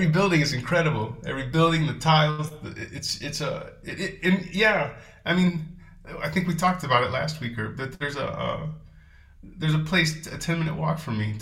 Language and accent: English; Texas, United States; also born or lived in Seattle / Los Angeles; now in Porto, Portugal; I grew up mostly in Texas